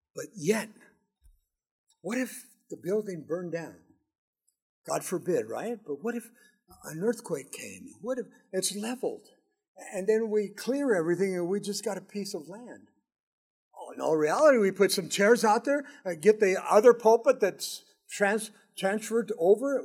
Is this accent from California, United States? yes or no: yes; Southern California, United States; Mary and I grew up in Southern California